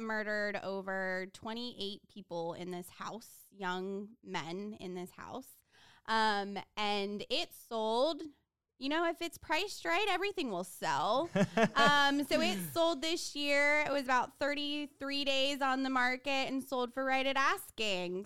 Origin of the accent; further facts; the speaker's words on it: Houston, Texas, United States; from Houston, Texas